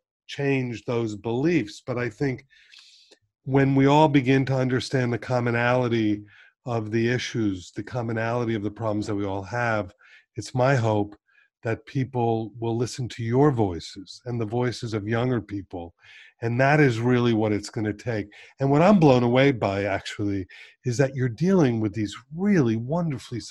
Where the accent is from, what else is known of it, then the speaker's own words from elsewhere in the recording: Miami Beach, Florida, United States; I grew up on Miami Beach